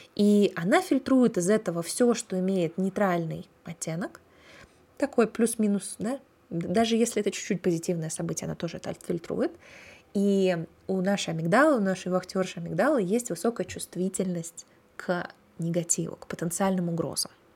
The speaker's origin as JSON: {"language": "Russian", "country": "Russia", "tie": "born or raised there", "said": "я выросла в России"}